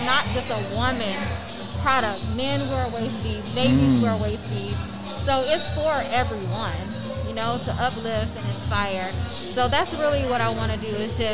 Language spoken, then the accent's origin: English; Atlanta, Georgia, United States; born or raised there